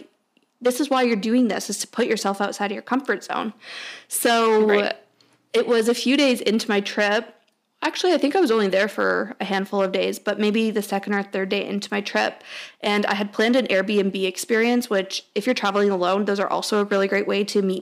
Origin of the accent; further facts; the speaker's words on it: Toronto, Ontario, Canada; I was from Toronto